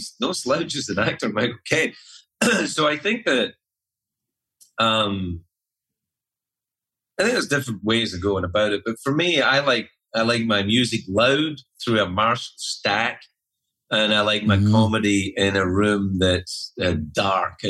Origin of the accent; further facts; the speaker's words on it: Scotland, United Kingdom; moved away as an adult; also born or lived in Los Angeles, United States; now in New York City, United States; my hometown in Scotland